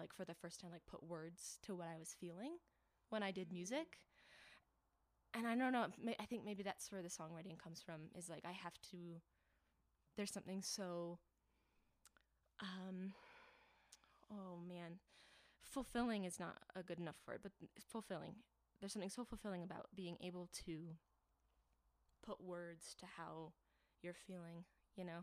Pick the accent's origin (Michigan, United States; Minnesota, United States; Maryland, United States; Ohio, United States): Michigan, United States; Hastings; moved away as an adult; now in Denver, United States; I am from Hastings, Michigan. So that's where I've been my whole life, and I moved out to Denver to be with my wife